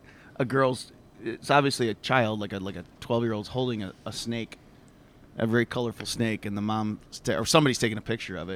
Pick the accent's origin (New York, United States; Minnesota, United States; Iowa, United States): Iowa, United States; born or raised there; moved away